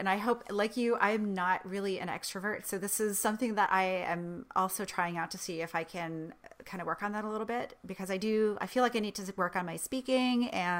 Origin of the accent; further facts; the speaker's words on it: Vermont, United States; moved away; also born or lived in Boston, Massachusetts; I grew up in Vermont.